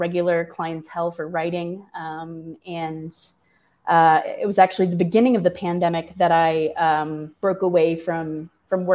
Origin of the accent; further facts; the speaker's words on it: St. Louis, Missouri, United States; moved away; I am a classic Missourian. I grew up in St. Louis